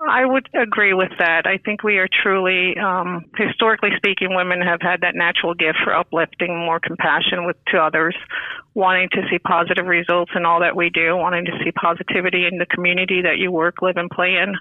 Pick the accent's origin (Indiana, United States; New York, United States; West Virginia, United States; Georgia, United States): New York, United States; now in Florida, United States; I am originally from New York, uh, moved to Florida in 1980, so pretty much a Floridian.